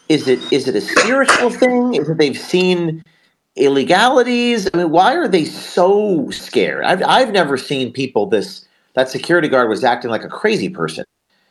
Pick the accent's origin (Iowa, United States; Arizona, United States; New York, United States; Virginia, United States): Arizona, United States; Tucson; I'm Catholic. I grew up in Tucson.